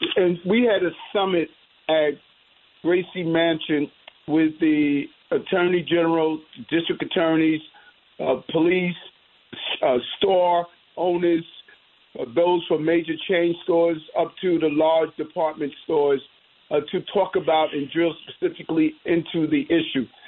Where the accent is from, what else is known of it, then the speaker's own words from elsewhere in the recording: New York City, New York, United States; My dream of growing up in South Jamaica, Queens